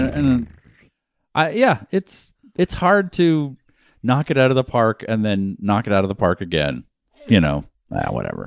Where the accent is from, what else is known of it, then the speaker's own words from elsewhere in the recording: Boston, Massachusetts, United States; moved away; I was born in Boston, Massachusetts